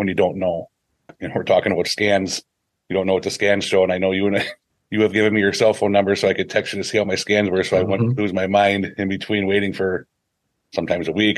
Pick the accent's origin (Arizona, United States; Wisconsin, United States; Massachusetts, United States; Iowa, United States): Wisconsin, United States; Seymour; also born or lived in Green Bay, Wisconsin; I'm from Seymour and lived in the Green Bay area my whole life